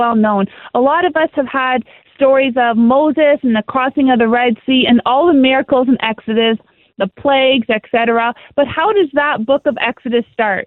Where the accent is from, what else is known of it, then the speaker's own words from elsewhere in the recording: Canada; I'm a Canadian